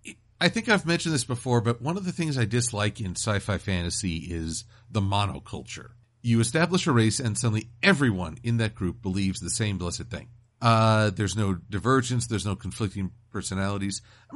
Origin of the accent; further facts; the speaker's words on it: Connecticut, United States; Wait, you made me the Black Ranger because I have African origins? I'm from Connecticut.